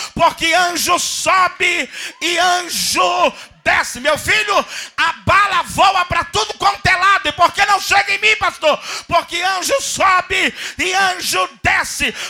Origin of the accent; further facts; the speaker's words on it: Brazil; eu sou lá da Baixada